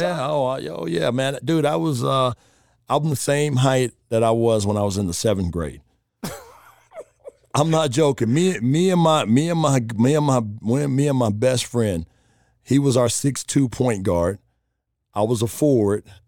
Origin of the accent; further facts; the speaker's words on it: Chicago, Illinois, United States; moved away as an adult; also born or lived in Charlotte / Las Vegas; I grew up on the South Side, right in the city